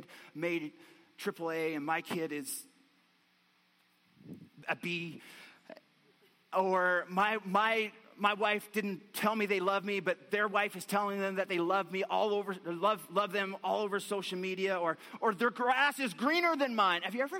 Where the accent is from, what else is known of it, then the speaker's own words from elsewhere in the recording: Newfoundland and Labrador, Canada; accent: Newfiness; moved away; I grew up in Newfoundland, right on the ocean